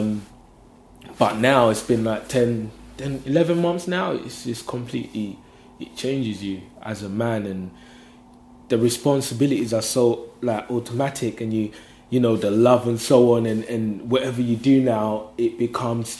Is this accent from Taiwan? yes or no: no; London, United Kingdom; I'm from London